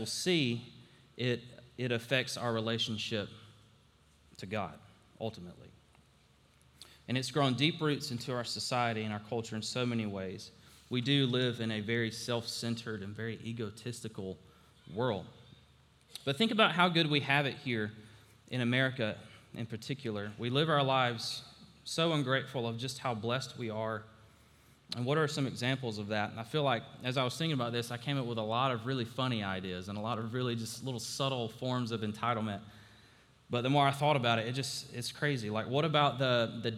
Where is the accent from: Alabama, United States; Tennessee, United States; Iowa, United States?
Alabama, United States; I grew up in Alabama